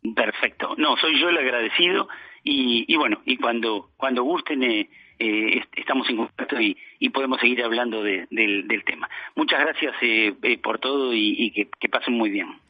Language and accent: Spanish; Montevideo, Uruguay; moved away as an adult; now in Florida, Uruguay; yo soy de Montevideo, estoy radicado en, en, Florida hace, hace más de 20 años